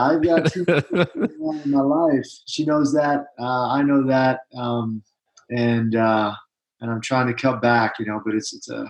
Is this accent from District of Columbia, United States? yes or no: yes; Washington, District of Columbia, United States; moved away as an adult; also born or lived in Fort Carson, Colorado; now in Utah, United States; I'm originally from the Washington, D.C. area. I'm a West Point guy. I'm a Mormon guy. I served a two-year mission for the Church of Jesus Christ of Latter-day Saints to St. Petersburg, Russia